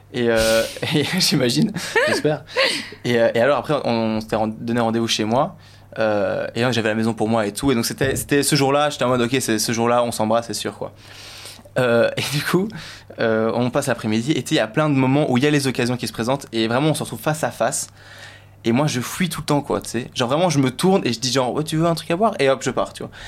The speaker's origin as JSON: {"language": "French", "country": "Belgium", "said": "je suis belge"}